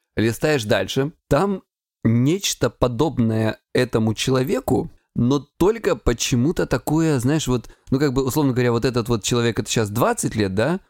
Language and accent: Russian; Krasnodar Krai, Russia; я с Кубани